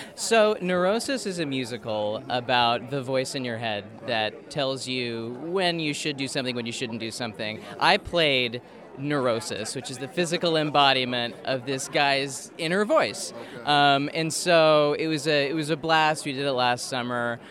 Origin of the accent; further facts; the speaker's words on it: Kansas City, Missouri, United States; moved away as an adult; also born or lived in Connecticut; I'm from originally from Kansas City, Missouri